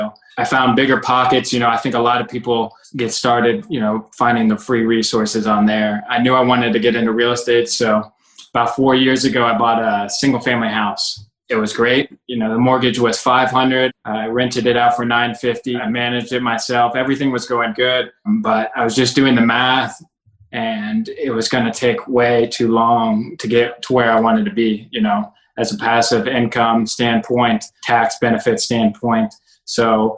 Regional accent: Cincinnati, Ohio, United States; also born or lived in Kentucky; I was born and raised in Cincinnati.

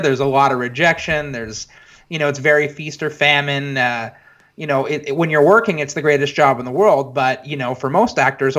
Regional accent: Montreal, Quebec, Canada; moved away as an adult; now in Toronto, Canada; I was born in Montreal, Canada. I grew up there and basically lived there until the age of, God, maybe like 20 or so. And then I moved to Toronto, Canada, where I've been the last, 7 or 8 years now.

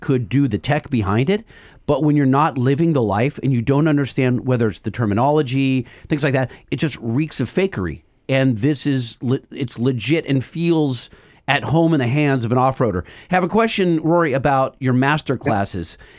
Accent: Orange, California, United States; by where I grew up.

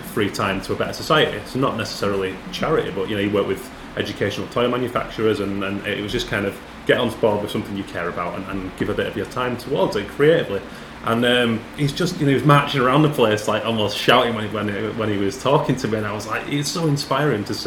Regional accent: United Kingdom; as a Brit

